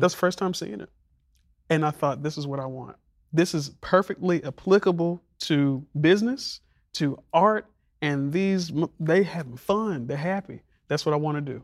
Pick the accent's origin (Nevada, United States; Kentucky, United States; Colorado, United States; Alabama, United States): Alabama, United States; Montgomery; moved away; growing up in Montgomery